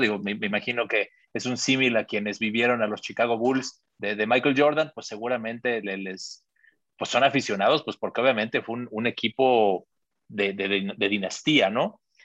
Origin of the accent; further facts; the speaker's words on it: Mexico City, Mexico; siendo chilango, ir a, la escuelita del América